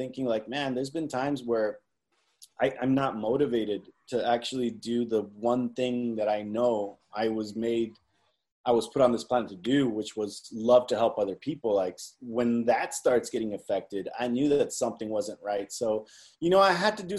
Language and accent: English; California, United States; also born or lived in Zacatecas, Mexico; I was born here in California, but I've also lived 3 years in Zacatecas, Mexico